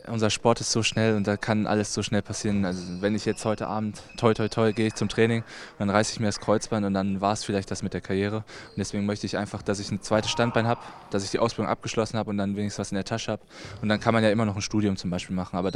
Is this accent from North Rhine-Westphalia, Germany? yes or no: yes; Halver, North Rhine-Westphalia, Germany; Ich komme ja aus Halfa ursprünglich